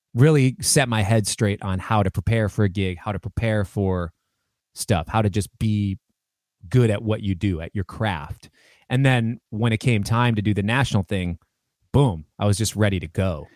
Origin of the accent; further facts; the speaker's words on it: Minneapolis, Minnesota, United States; also born or lived in New York; growing up in Minneapolis and Twin Cities